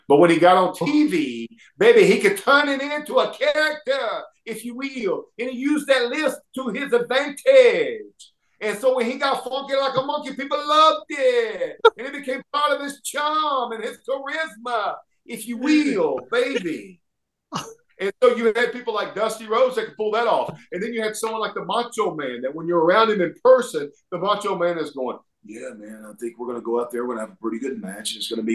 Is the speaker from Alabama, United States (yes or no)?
yes; Alabama, United States; accent: Southern; I grew up here in Alabama. My dad was from Lafayette, Louisiana, but I never knew my dad. So you know, I've got that legitimate Cajun roots that I've never really leaned into because I was never around that culture, around those people.